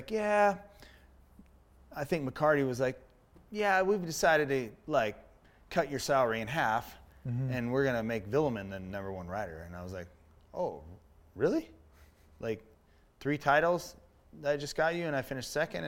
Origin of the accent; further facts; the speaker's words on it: Menifee, California, United States; also born or lived in San Francisco, California; when we moved down from San Fran down here to Menifee in 75, I was little. I was like five.